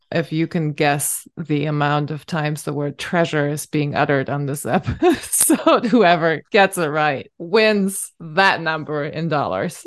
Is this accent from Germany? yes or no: yes; Northern Germany, Germany; first language German; English is a second language; moved away; I'm from, I'm from the north